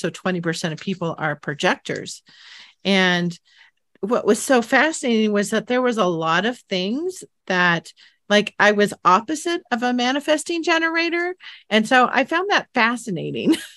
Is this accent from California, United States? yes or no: yes; San Jose, California, United States; where I grew up in San Jose, California